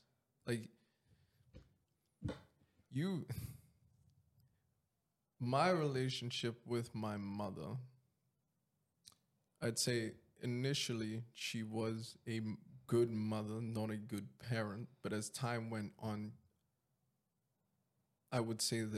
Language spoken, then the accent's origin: English; Jamaica; moved away; I was raised in Jamaica for a good portion of my life